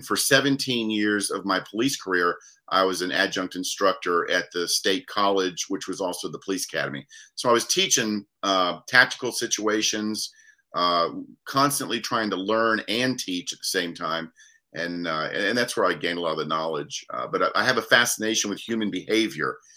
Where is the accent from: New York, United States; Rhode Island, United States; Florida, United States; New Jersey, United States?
Florida, United States; Daytona Beach; now in Lynchburg, United States; born and raised in Daytona Beach, Florida